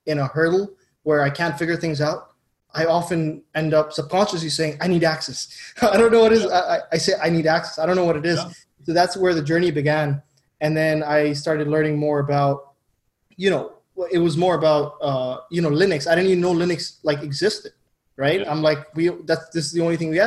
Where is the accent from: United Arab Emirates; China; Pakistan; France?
United Arab Emirates; Dubai; moved away; I grew up in Dubai